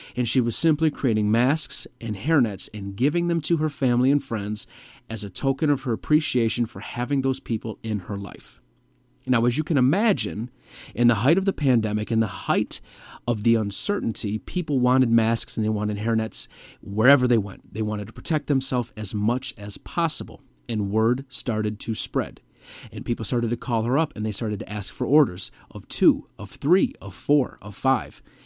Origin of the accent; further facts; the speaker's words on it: Metro Detroit, Michigan, United States; my home state of Michigan, more specifically the Metro Detroit area